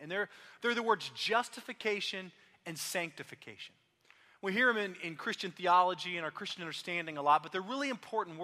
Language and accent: English; Austin, Texas, United States; now in Oklahoma City, United States; I grew up in Austin